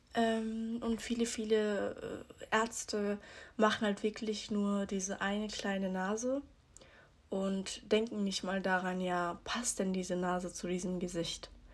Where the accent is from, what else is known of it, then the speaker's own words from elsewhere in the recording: Switzerland; ich bin 18, ich komme aus der Schweiz.